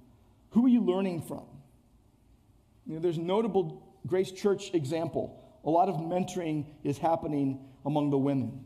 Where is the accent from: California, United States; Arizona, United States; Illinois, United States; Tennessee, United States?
California, United States; Downey; also born or lived in Irvine; growing up in Downey